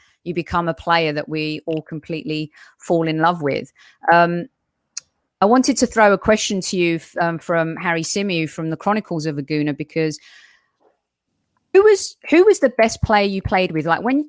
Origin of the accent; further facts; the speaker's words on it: London, United Kingdom; now in United States; I'm a Londoner, born in North London, moved here years ago.